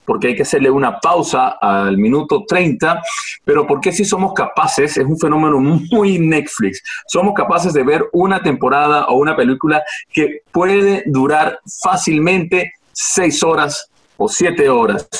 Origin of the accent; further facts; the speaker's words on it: Venezuela; now in Spain; nosotros como venezolanos